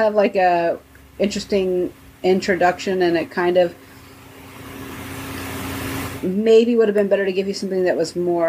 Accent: United States; I'm from America

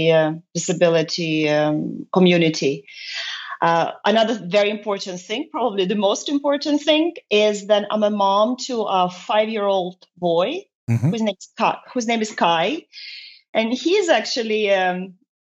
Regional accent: Estonia; moved away as an adult; also born or lived in United Kingdom / Luxembourg; now in Brussels, Belgium; I have lived in Estonia until I was 23

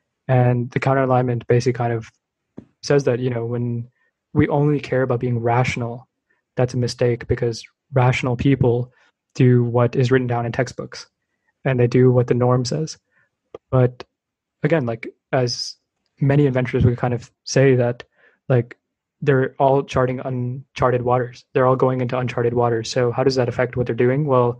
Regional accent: Bay Area, California, United States; growing up in the Bay Area

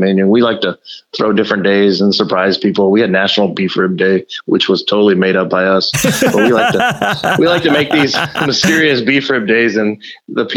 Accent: on the border of Louisiana and Texas, South Texas, United States; now in Omaha, United States; I grew up in South Texas on the border of Louisiana and Texas, and I ate a lot of boudin

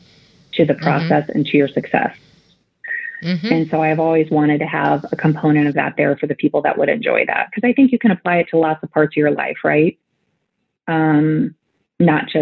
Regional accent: Nebraska, United States; I grew up in Nebraska in a small town, 765 people

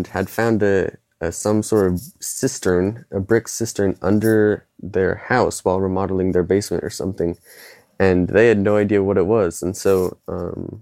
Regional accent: Lawrence, Kansas, United States; from Lawrence, Kansas

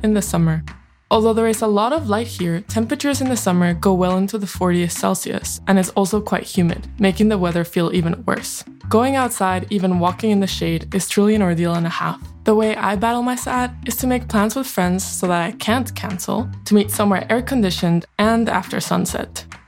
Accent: Mexico City, Mexico; now in Abu Dhabi, United Arab Emirates; I'm from Mexico City, but I live in Abu Dhabi in the U A E.

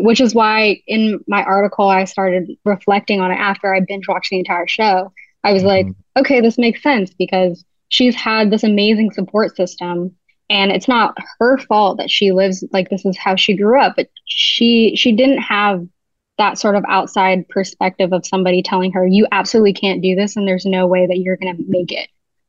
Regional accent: New York City, New York, United States; also born or lived in Jersey City, New Jersey; I grew up going to school in New York City, but I was born in Jersey.

